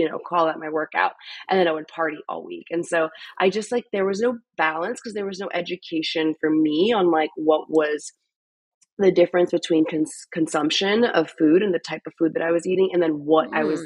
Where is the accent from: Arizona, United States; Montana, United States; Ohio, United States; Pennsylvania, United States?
Pennsylvania, United States; Philadelphia; moved away as an adult; also born or lived in Chicago; now in Austin, United States; I'm from Philadelphia.